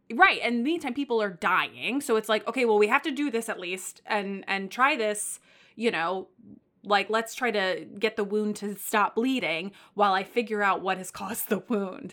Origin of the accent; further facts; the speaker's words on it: Texas, United States; now in New York, United States; I come from Texas